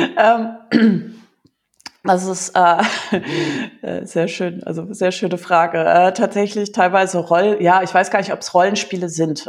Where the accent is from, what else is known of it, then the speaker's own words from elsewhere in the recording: Germany; bei uns in Deutschland